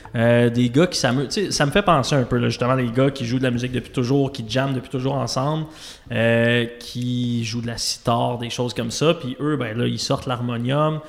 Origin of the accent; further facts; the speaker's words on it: Quebec City, Quebec, Canada; mes parents viennent de Trois-Rivières, je viens de Québec